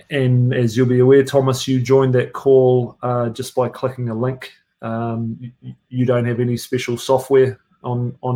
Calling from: Auckland, New Zealand; Mate, I am in Auckland, New Zealand, uh, sitting down near the viaduct, uh, near the water

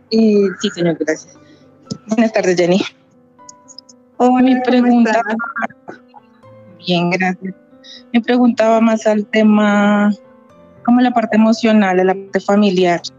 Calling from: Colombia

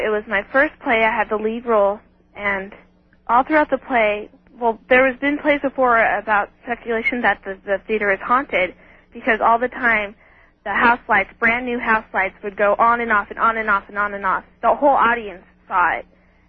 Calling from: Redding, California, United States; I'm from Redding, California.

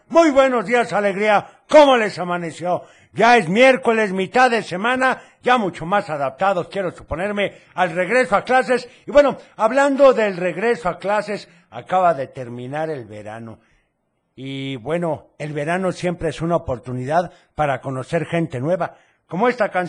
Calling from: Guadalajara, Jalisco, Mexico; Un saludo … de Guadalajara.

